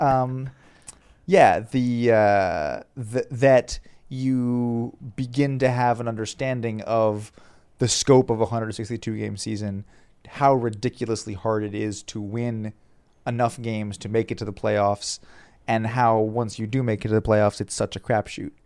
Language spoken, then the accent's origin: English; Southern Virginia, United States; I grew up in Southern Virginia, uh, further away from the Baltimore market